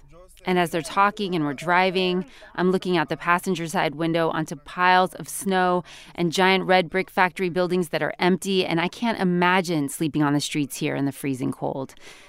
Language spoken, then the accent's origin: English; United States; as a Puerto Rican who grew up in the United States